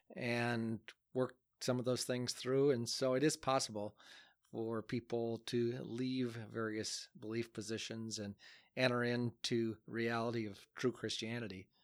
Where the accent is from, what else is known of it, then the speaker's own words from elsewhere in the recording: United States; moved away as an adult; also born or lived in Akron, Ohio; now in Adel, United States; my hometown, Alcater